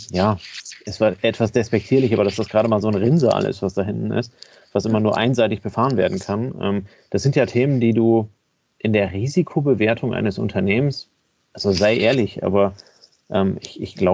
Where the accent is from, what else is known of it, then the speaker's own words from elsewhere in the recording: Kiel, Schleswig-Holstein, Germany; Von daher bin ich als Kieler immer davon ausgegangen